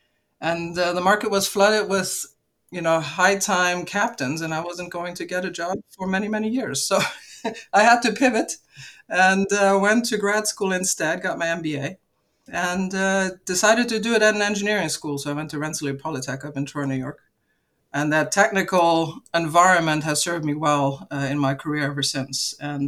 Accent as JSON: {"language": "English", "country": "Luxembourg", "tie": "born or raised there", "said": "And I grew up in Luxembourg originally because my father was part of the bunch of Icelanders that helped start Cargolux at the time in Luxembourg, so that's the reason for my upbringing over there."}